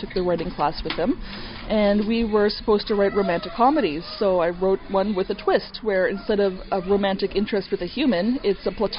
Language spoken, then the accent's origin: English; Thunder Bay, Ontario, Canada; born there; I was born in Thunder Bay, and I moved down here, and then I went back to Thunder Bay.